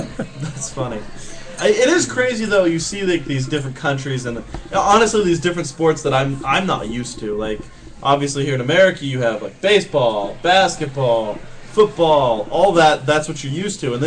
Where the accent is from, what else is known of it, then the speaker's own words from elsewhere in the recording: Kentucky, United States; growing up in Kentucky why I didn't just ride Western, because that's all there was